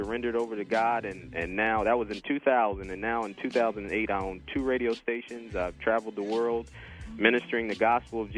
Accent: Harrisburg, Pennsylvania, United States; moved away as an adult; also born or lived in Virginia; I'm originally from Harrisburg, Pennsylvania, or I grew up in Harrisburg, Pennsylvania

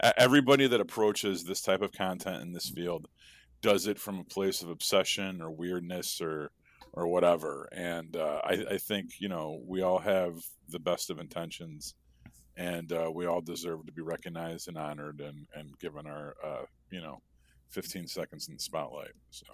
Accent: Chicago, Illinois, United States; I am from Chicago

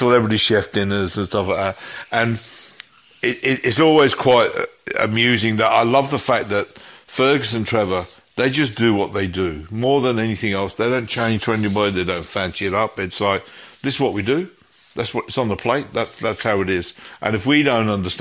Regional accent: Coventry, West Midlands, United Kingdom; now in Melbourne, Australia; my hometown, which is Coventry in the West Midlands in England

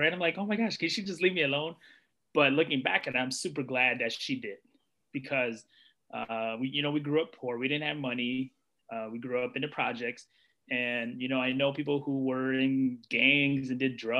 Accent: United States; They escaped a war-torn country, came to U.S. I was born here, so, being a U.S. citizen

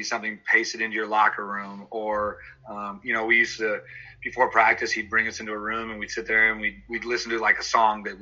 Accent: Lafayette, California, United States; I grew up in the Bay Area in Lafayette, California.

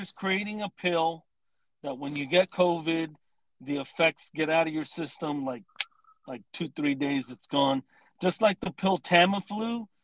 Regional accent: Southern California, United States; I live in Southern California. I love it, man. I've lived here my entire life

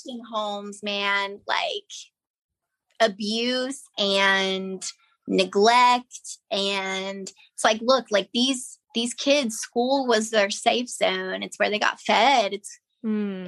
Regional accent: United States; moved away as an adult; growing up in Johnson County

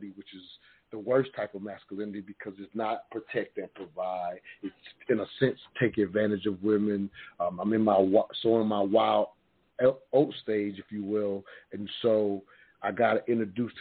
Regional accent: the South, United States; growing up in the South, fortunate enough to see my grandparents' marriage

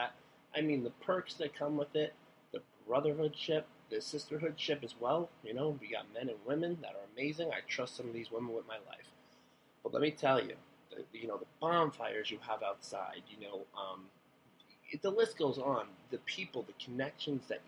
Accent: Long Island, New York, United States; I'm from Long Island

